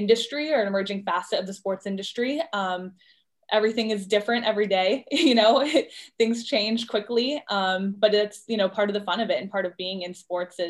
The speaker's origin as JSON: {"language": "English", "town": "Orlando", "region": "Florida", "country": "United States", "said": "I'm originally from Orlando"}